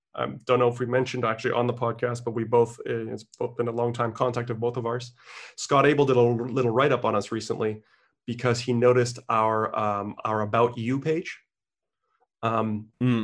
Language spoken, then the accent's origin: English; Canada; I was born in Canada